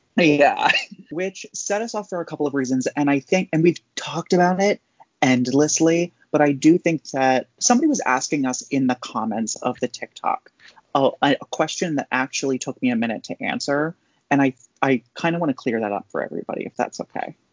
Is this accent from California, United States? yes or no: no; Maryland, United States; I'm a Pisces and I'm from Maryland.